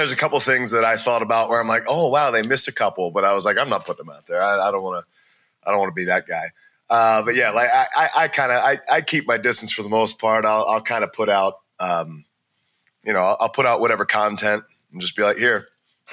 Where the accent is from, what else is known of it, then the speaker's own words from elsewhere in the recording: Maryland, United States; moved away; also born or lived in Cincinnati, Ohio / Los Angeles; I'm from Maryland, but I started wrestling in Ohio